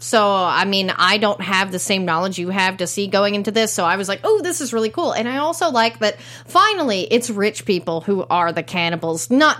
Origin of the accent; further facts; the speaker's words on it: East Texas, United States; I'm from East Texas, guys.